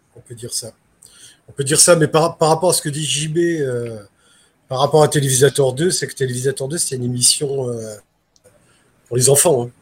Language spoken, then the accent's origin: French; Nice, Provence-Alpes-Côte d'Azur, France; moved away; Je suis niçois d'origine